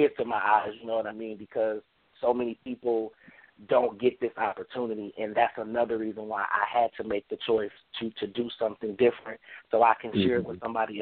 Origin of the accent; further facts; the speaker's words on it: New York City, New York, United States; now in Dallas, United States; I'm originally from Brooklyn, New York